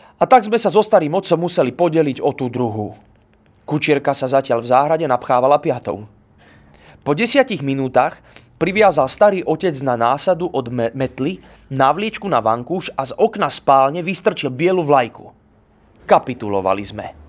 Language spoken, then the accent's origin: Slovak; Bratislava, Bratislava Region, Slovakia; Narodil som sa v Bratislave, nie v Sobranciach.